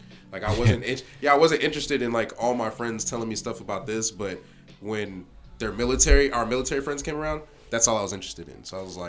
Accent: South Carolina, United States; No. My dad retired there. I'm originally from South Carolina. I'm just a Navy brat.

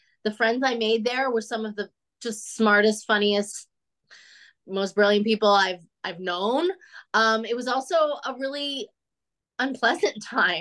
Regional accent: Denver, Colorado, United States; moved away as an adult; also born or lived in Chicago; now in Los Angeles, United States; I'm from the West. I'm from Denver, which is, you know, this side of the country anyway

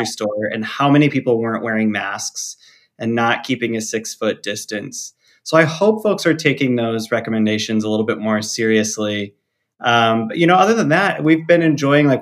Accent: Traverse City, Michigan, United States; now in South Bend, United States; I grew up in Northern Michigan

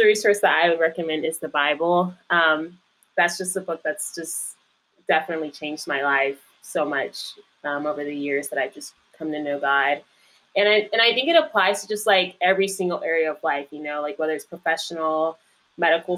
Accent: Indian Trail, North Carolina, United States; moved away as an adult; now in Washington, D.C., United States; raised more so in Indian Trail, North Carolina, for the second half of my life

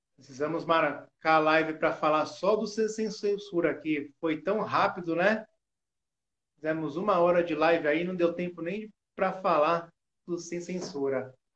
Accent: Santos, São Paulo, Brazil; eu sou santista

